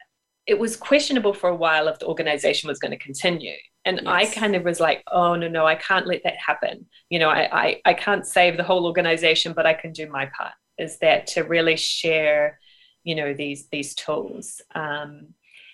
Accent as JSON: {"language": "English", "country": "New Zealand", "tie": "born or raised there", "also_born_or_lived": "United Kingdom", "moved": "as an adult", "said": "I grew up in New Zealand. I moved to the UK for a while."}